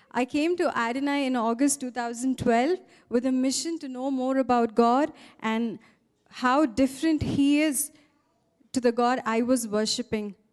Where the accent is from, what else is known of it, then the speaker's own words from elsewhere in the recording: Hyderabad, Telangana, India; I'm from Hyderabad. I was born in a traditional family to parents who were staunch Hindus.